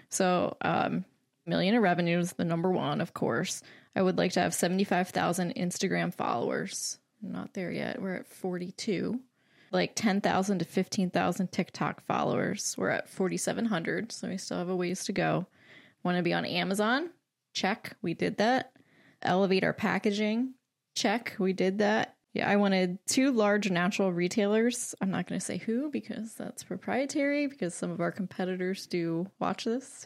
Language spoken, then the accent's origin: English; Lancaster, Pennsylvania, United States; I'm from Lancaster, so I have not moved